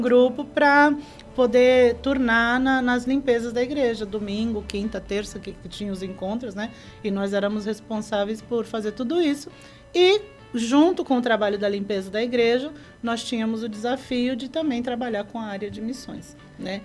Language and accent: Portuguese; Brazil; moved away as an adult; also born or lived in Peru; eu morava no Maitá. Eu era, uhum. eu era da, da Peniel de Maitá. Então, ali no bairro foi onde eu cresci